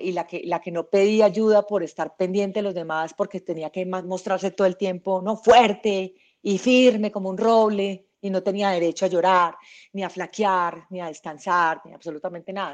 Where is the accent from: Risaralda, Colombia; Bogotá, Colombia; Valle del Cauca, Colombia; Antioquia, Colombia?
Antioquia, Colombia; Medellín; Yo nací en Medellín